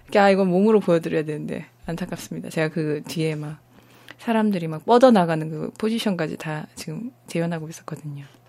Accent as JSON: {"language": "Korean", "region": "Busan", "country": "South Korea", "tie": "born or raised there", "said": "네, 저 부산입니다"}